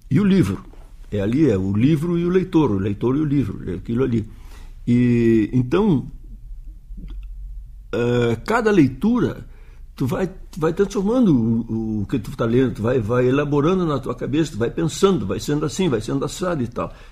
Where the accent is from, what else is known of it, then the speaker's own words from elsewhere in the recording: Uruguaiana, Rio Grande do Sul, Brazil; porque eu sou de Uruguaiana, uma cidade da fronteira, do Pampa